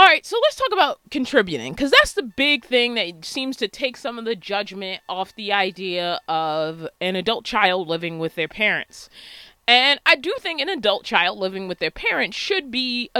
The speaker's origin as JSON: {"language": "English", "town": "Baltimore", "region": "Maryland", "country": "United States", "tie": "born or raised there", "said": "I was born and raised in Baltimore, Maryland"}